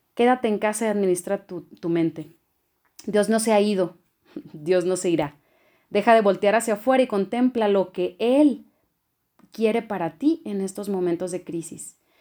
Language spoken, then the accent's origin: Spanish; Culiacán, Sinaloa, Mexico; moved away as an adult; now in Chihuahua, Mexico; Soy procedente de Culiacán, Sinaloa y hoy vivo en Chihuahua desde hace seis años.